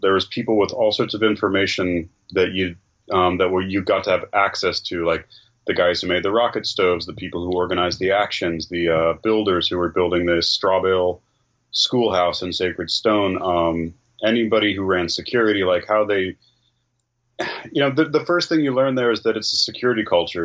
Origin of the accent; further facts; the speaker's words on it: Northern California, United States; I'm from Northern California.